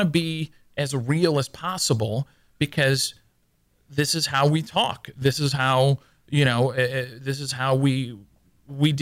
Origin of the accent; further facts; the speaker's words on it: Louisiana, United States; now in Houston, United States; we're both from Louisiana